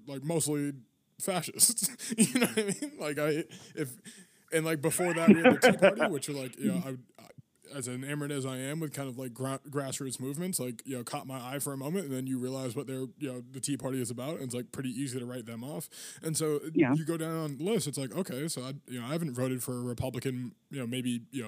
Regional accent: Massachusetts, United States; I'm from Massachusetts

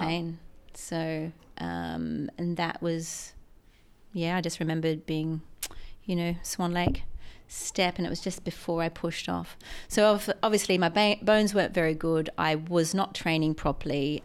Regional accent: Mackay, Queensland, Australia; I grew up in Mackay

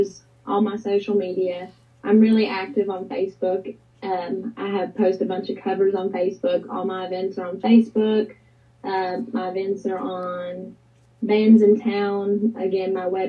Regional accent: Bluefield, Virginia, United States; also born or lived in Welch, West Virginia; I grew up in Bluefield, Virginia, but a lot of my family and friends are still in Welch.

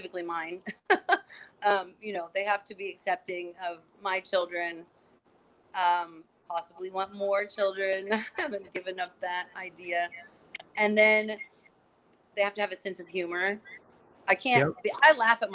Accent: border of Kentucky and Indiana, United States; moved away as an adult; now in Los Angeles, United States; I grew up in like on the border of like Kentucky and Indiana

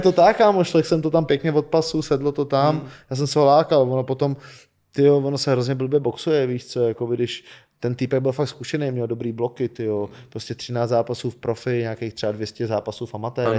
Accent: Czechia; jsem nejúspěšnější Čech

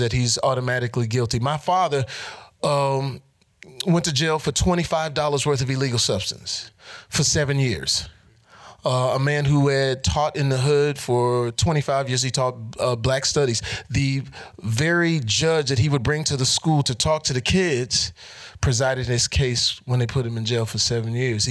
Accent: Texas, United States; I'm from Texas

